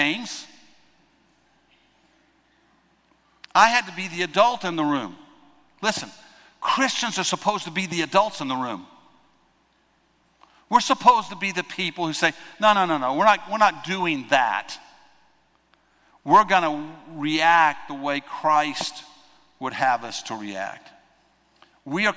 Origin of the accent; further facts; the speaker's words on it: United States; I'm an American